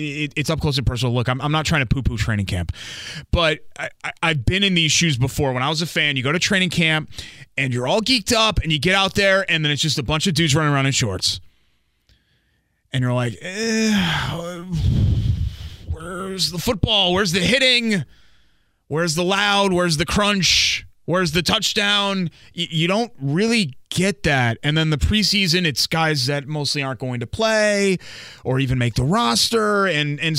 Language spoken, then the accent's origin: English; Connecticut, United States; moved away as an adult; now in Indiana, United States; I grew up in Connecticut on the kind of closer to New York side of things, but technically a New England state